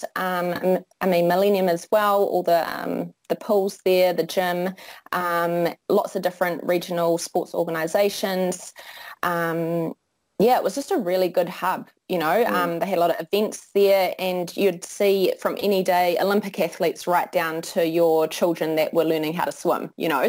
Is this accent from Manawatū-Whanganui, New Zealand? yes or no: yes; Whanganui, Manawatū-Whanganui, New Zealand; also born or lived in Palmerston North / Ireland / Auckland; I grew up in Whanganui with my parents and my younger brother, and I finished high school in Whanganui